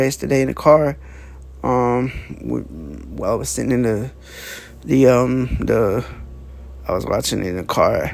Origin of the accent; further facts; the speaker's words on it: Dallas, Georgia, United States; I'm from Dallas, Georgia